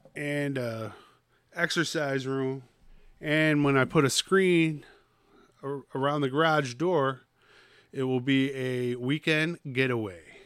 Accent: Troy, New York, United States; I'm from Skunk City

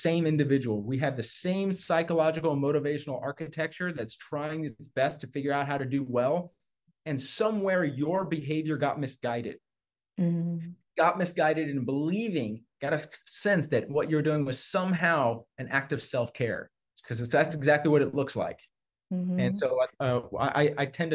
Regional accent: Houston, Texas, United States; I was raised in Texas. I think I'm like a sixth or seventh generation Houstonian

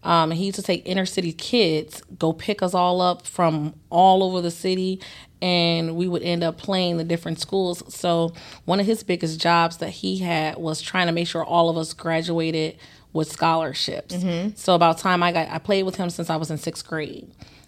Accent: St. Louis, Missouri, United States; I'm from St. Louis.

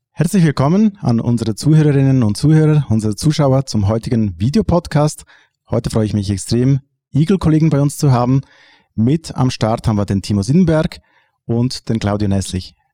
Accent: Switzerland; bei uns in der Schweiz

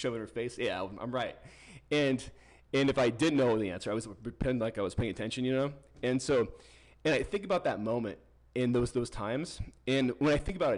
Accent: Kearney, Nebraska, United States; also born or lived in Kimball, Nebraska; when I moved from Kimball, Nebraska to Kearney, Nebraska, I went from a small town to a big town

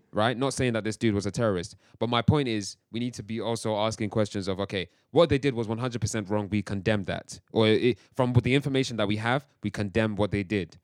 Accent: England, United Kingdom; also born or lived in Nigeria (heritage); I've also grown up around English culture too, quote unquote, English culture

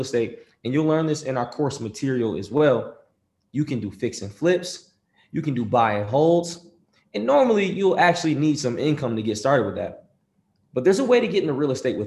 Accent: Rochester, New York, United States; I'm from Rochester, New York

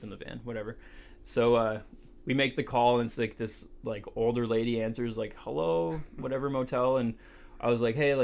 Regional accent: Canada; we're from Canada

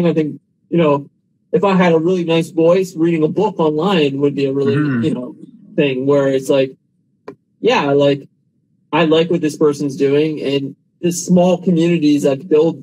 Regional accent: Canada; I'm from Canada

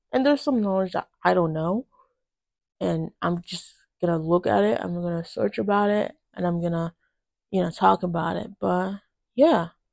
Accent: Nigeria; now in United States; I was born in Nigeria and I moved to the United States when I was relatively young

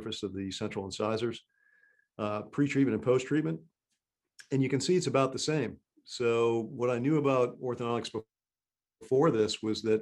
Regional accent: Massachusetts, United States; moved away; also born or lived in Maryland; I grew up in Massachusetts and went to school at Tufts.

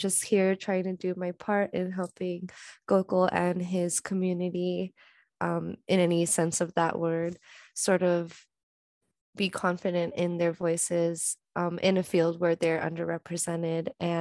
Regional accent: Bay Area, California, United States; I'm from the Bay Area.

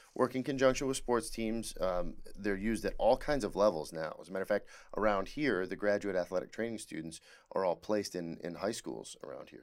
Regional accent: Hadley, Michigan, United States; Hadley, named after my hometown in Michigan

